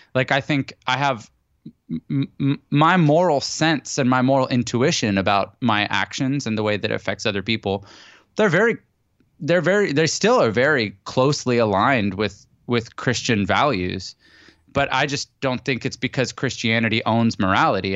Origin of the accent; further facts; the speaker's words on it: Canada; now in San Diego, United States; I'm Canadian originally and I live in San Diego now.